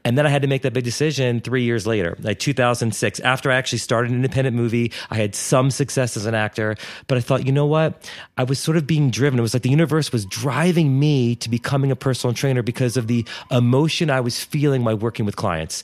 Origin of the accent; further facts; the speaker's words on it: Wilmington, Delaware, United States; moved away as an adult; I grew up in Wilmington, Delaware